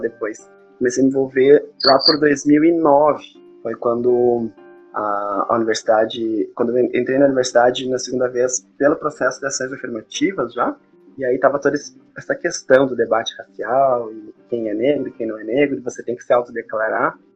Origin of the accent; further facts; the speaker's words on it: Santa Maria, Brazil; eu sou aqui de Santa Maria, nascido aqui, embora tenha dado umas viajadas, eu voltei para cá